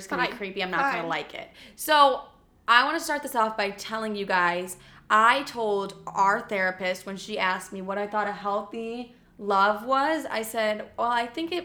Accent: La Grange Park, Illinois, United States; moved away; LaGrange Park, Illinois

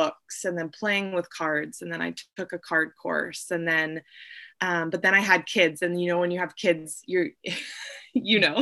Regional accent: Vancouver, British Columbia, Canada; I'm from Vancouver, BC

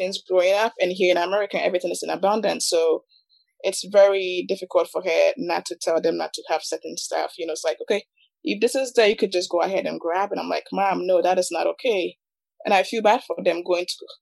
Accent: Ghana; now in United States

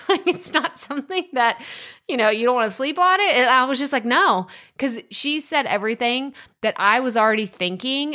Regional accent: Athens, Texas, United States; moved away; Athens, Texas, this is where I was born and raised

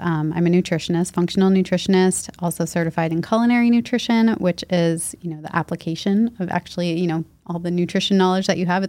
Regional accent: Leominster, Massachusetts, United States; now in Boston, United States; I grew up there. And then when I was 18, I came to Boston for college and I never left.

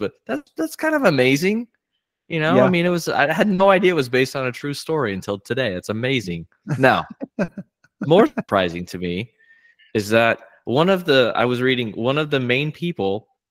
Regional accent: Oklahoma, United States; I'm from Oklahoma where there's a church on every corner

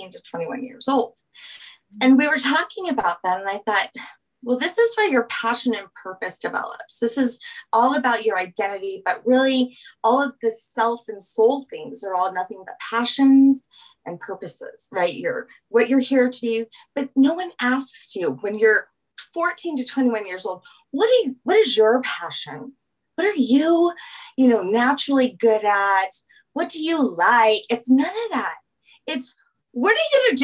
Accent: Louisiana, United States; moved away as an adult; now in Colorado, United States; I'm from Louisiana. So we're a little bit more traditionally, we stay home with our kids

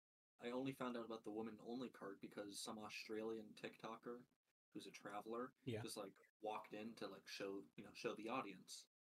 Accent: United States; as an American

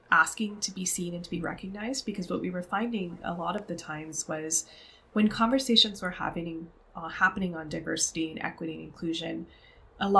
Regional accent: Canada; I grew up as a child of Pakistani immigrants and first generation Canadian

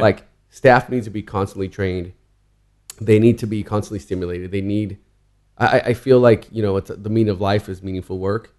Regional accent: Southern California, United States; I grew up in Southern California

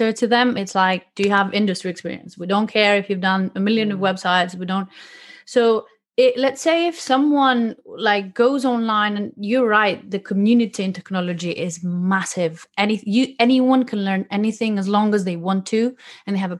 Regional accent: Greece; now in London, United Kingdom; I'm used to the weather and I'm from Greece

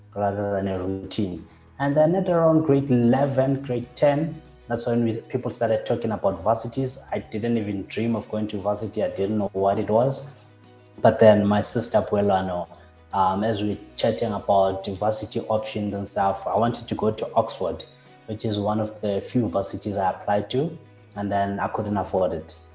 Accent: Katlehong, Gauteng, South Africa; I grew up in Katlehong

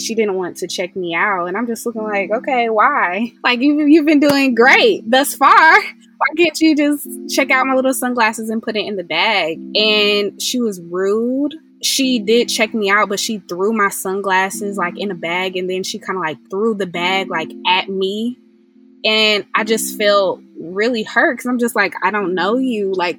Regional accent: Atlanta, Georgia, United States; moved away as an adult; also born or lived in Pine Bluff, Arkansas; now in Fayetteville, United States; I'm from Atlanta, Georgia. However, now I reside in Fayetteville, Arkansas. I go to the University of Arkansas and the School of Journalism Department

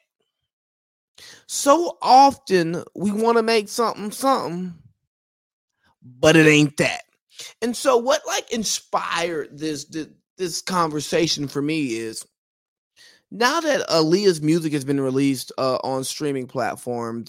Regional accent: Georgia, United States; I'm from Georgia, the real South

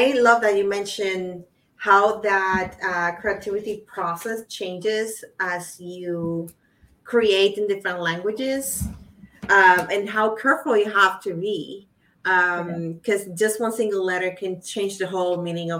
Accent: Puerto Rico; English is a second language; I was born in Puerto Rico and I think in Spanish.

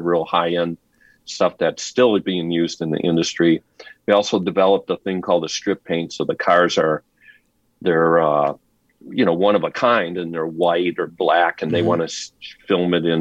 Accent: Detroit, Michigan, United States; moved away as an adult; now in California, United States; I came from Detroit. I actually was in high school, 17 years old, and I had bought a rundown pizzeria

